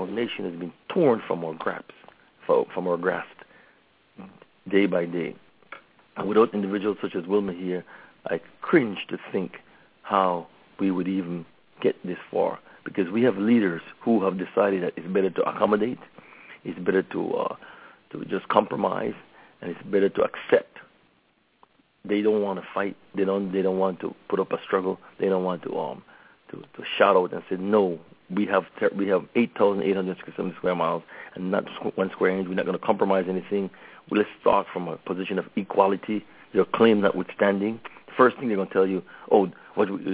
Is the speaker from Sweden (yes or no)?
no; Belize; now in Los Angeles, United States; now that I'm back from the motherland